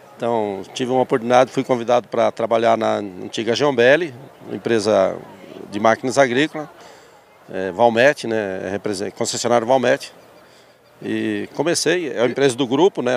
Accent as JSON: {"language": "Portuguese", "town": "Palotina", "region": "Paraná", "country": "Brazil", "tie": "born or raised there", "also_born_or_lived": "Concórdia, Santa Catarina / São Paulo", "said": "eu aprendi e me criei em Palutina"}